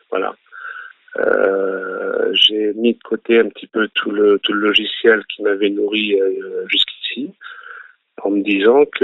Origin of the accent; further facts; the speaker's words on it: Nice, Provence-Alpes-Côte d'Azur, France; Et tout en grandissant, euh, à Nice, on a des quartiers, euh, comme il peut y en avoir à Marseille ou, à Paris.